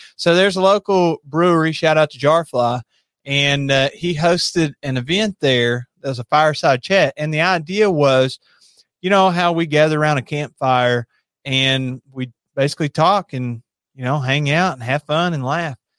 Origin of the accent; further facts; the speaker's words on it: Monticello, Kentucky, United States; also born or lived in Somerset, Kentucky; I was raised in Monticello